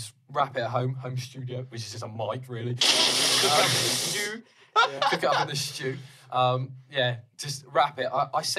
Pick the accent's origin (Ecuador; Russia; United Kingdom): United Kingdom; Devon, South West England; I'm from Devon